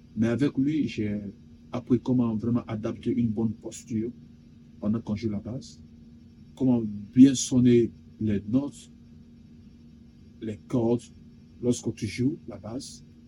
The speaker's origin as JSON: {"language": "French", "country": "Guinea", "said": "Je suis guinéen de nationalité"}